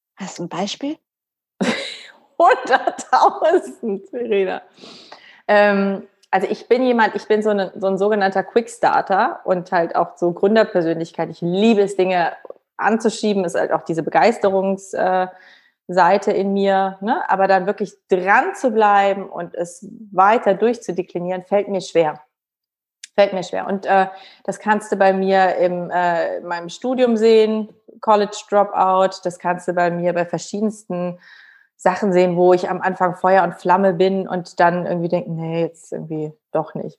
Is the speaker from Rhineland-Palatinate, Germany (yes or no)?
no; Cologne, North Rhine-Westphalia, Germany; ich bin ja aus Köln